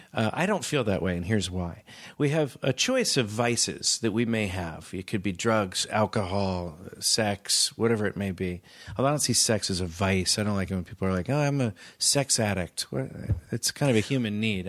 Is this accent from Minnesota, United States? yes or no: no; Palo Alto, California, United States; I'm from Palo Alto